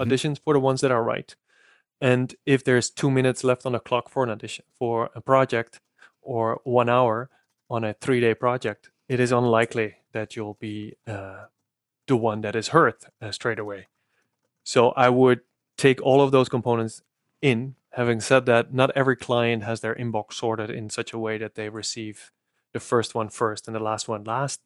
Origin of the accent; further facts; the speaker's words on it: Netherlands; accent: Dutch; I'm as Dutch as can be, so my accent caters to a different niche than yours